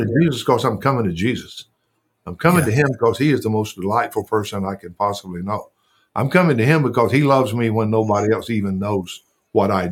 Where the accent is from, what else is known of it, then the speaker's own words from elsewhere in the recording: the South, United States; growing up in the South and going to a little church, and growing up on a farm/ranch